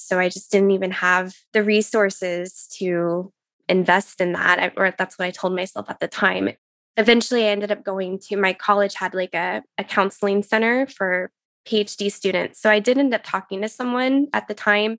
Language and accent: English; Texas, United States; moved away as an adult; now in Pacific Northwest, United States; I was born in Texas and grew up there, and that's where I got married and my, met my husband